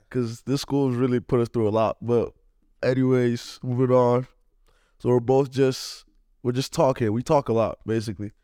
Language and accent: English; Nigeria; now in Cleveland, United States; I'm Nigerian